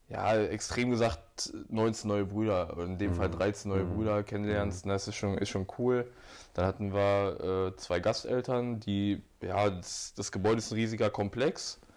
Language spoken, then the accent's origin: German; Hanover, Lower Saxony, Germany; habe mich dann für Dortmund entschieden